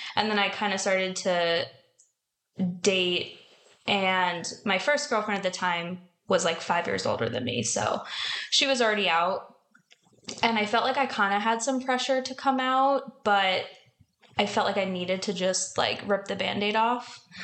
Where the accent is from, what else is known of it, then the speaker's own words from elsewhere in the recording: New Jersey, United States; now in San Diego, United States; I'm from New Jersey, but I've been in San Diego since 2015